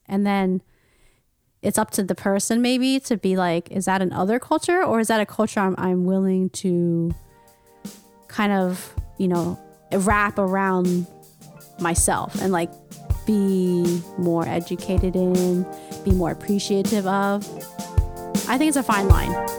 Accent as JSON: {"language": "English", "country": "United States", "tie": "born or raised there", "said": "I am Asian American, I grew up in the United States"}